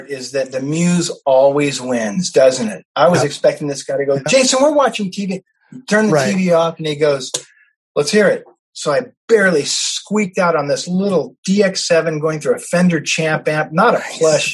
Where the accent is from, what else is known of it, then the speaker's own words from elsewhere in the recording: San Diego, California, United States; my friend Aaron Zygmunt, who I grew up in San Diego